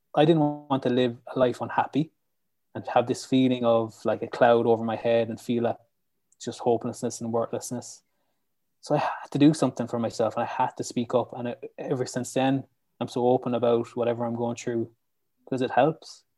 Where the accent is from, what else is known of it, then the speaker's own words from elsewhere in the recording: Lissycasey, Munster, Ireland; I'm from County Clare and I live in Lissy Casey.